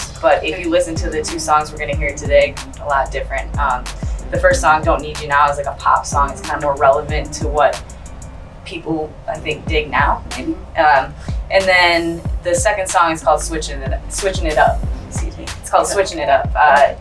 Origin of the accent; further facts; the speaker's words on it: La Crosse, Wisconsin, United States; also born or lived in Madison area, Wisconsin; I'm originally from La Crosse, Wisconsin. I was born in La Crosse, Wisconsin. Grew up in a really small town